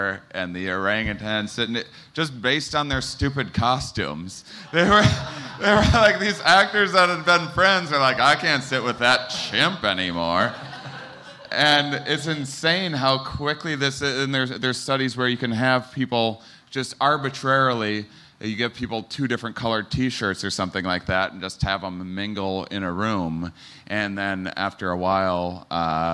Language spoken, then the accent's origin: English; Wisconsin, United States; I'm from Wisconsin